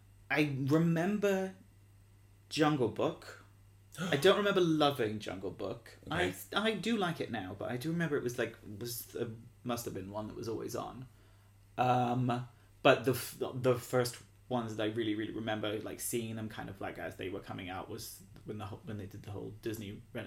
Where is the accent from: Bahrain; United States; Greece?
Bahrain; I didn't have a cinema. I grew up in Bahrain. It was a little desert island, so there was no cinema.